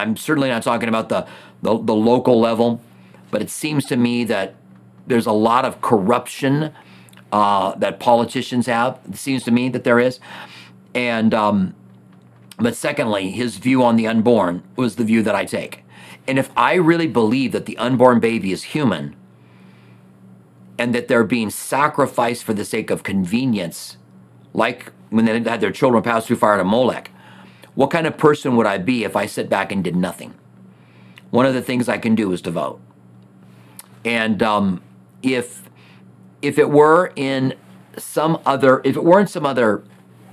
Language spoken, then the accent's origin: English; United States; As an American